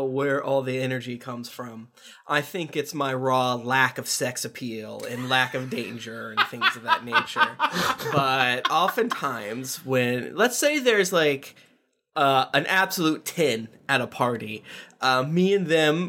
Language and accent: English; Florida, United States; I'm from Florida